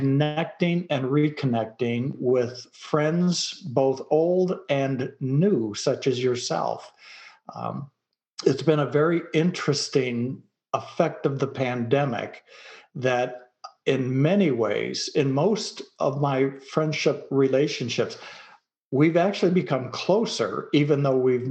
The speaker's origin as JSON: {"language": "English", "town": "Detroit", "region": "Michigan", "country": "United States", "tie": "born or raised there", "also_born_or_lived": "Dallas, Texas", "moved": "yes", "lives_now": "rural Texas, United States", "said": "I grew up in Detroit, Michigan"}